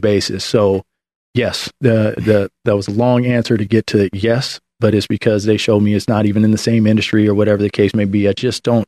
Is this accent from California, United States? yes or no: yes; Oakland, California, United States; I'm originally from the Bay Area. I grew up in Oakland.